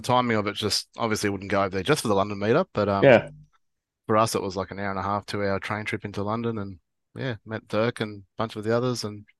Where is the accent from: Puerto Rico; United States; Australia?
Australia; Sydney, New South Wales; also born or lived in Victoria; now in Dubbo, Australia; I was born in Victoria. Grew up mostly in New South Wales in Sydney. And then so most of my life is New South Wales. So I consider myself a New South Welshman